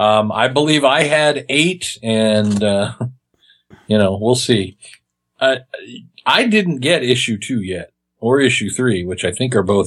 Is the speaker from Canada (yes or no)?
no; Kansas, United States; I'm from Kansas, man. I speak English